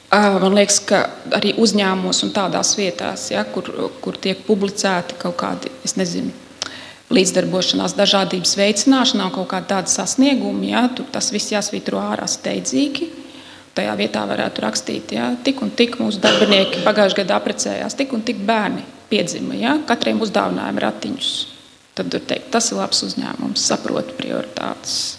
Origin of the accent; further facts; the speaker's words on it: Latvia; Es esmu latviete.